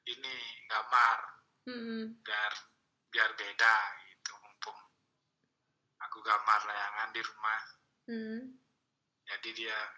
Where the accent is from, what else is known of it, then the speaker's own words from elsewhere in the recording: Mengwitani, Bali, Indonesia; asal dari Mengwitani Banjar Gunung Sari